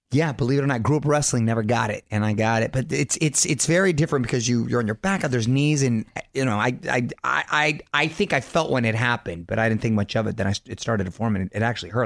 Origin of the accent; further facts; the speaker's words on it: Chula Vista, California, United States; I was born in San Diego, Chula Vista specifically, South San Diego